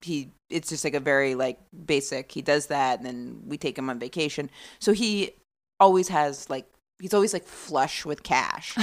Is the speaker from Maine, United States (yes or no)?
yes; rural Maine, United States; moved away as an adult; also born or lived in Boston / New York; I grew up in really rural Maine